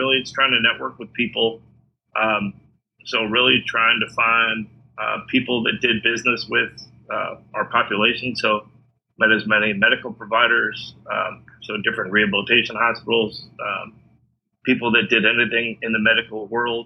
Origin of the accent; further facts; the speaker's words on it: Illinois, United States; moved away as an adult; Growing up in the Midwest, growing up in Illinois, and then going to the University of Illinois